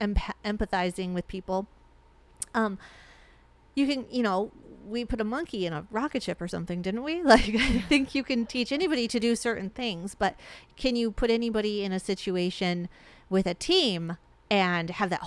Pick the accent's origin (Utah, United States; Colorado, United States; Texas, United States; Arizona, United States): Arizona, United States; We're from Arizona. We live in Arizona. Yeah. We love Arizona.